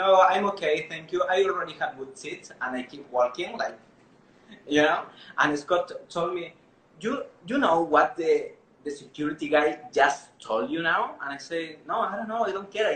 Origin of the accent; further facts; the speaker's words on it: Chile; English is a second language; moved away as an adult; also born or lived in United States; I'm from Chile